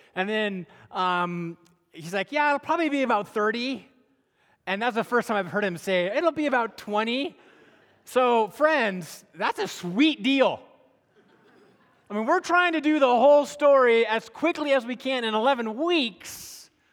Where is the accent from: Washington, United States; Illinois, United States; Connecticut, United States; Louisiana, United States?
Washington, United States; hometown where Costco started; Costco started in my hometown